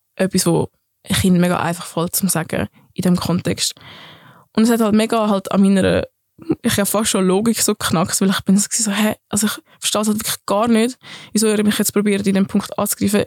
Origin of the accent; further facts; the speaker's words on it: Affoltern am Albis, Zurich, Switzerland; accent: Zürichdeutsch; first language Swiss German; ich bin in Zürich aufgewachsen, in Affoltern am Albis